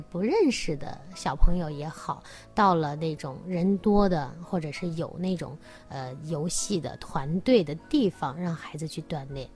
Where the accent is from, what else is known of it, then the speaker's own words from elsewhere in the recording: China; 我们中国人比较勤奋、勤劳